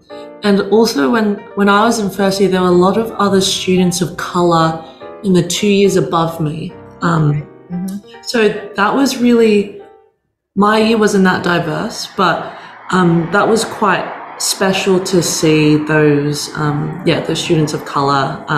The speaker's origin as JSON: {"language": "English", "town": "Sydney", "region": "New South Wales", "country": "Australia", "tie": "born or raised there", "also_born_or_lived": "Auckland, New Zealand", "said": "So I was born in Auckland in Green Lane Hospital, which sounds so New Zealand, doesn't it? So I was born there. My parents immigrated there first and then made their way over to Australia when I was three."}